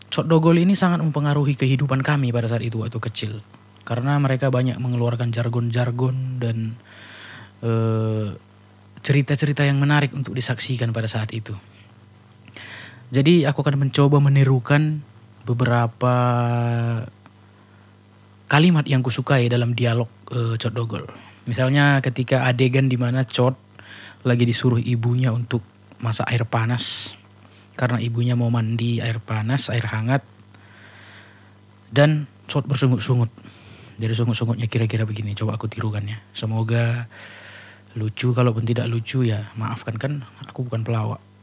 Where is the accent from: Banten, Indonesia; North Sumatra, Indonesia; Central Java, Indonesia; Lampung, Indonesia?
North Sumatra, Indonesia; karena aku juga orang Karo